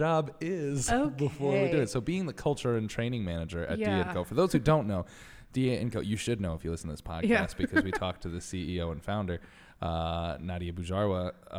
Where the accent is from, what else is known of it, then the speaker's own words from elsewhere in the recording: Connecticut, United States; Marge and I are both from Connecticut.